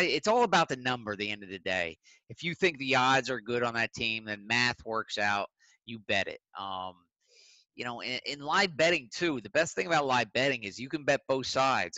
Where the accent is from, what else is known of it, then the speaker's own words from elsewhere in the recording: Philadelphia, Pennsylvania, United States; I'm from Philly